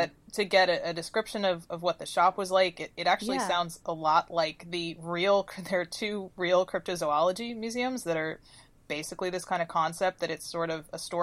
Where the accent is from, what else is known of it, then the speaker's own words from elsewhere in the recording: Kentucky, United States; I am a Southerner, even though Kentucky is questionable